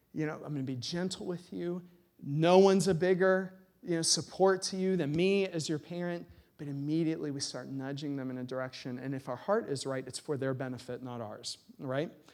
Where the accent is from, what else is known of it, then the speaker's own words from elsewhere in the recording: United States; as American Christians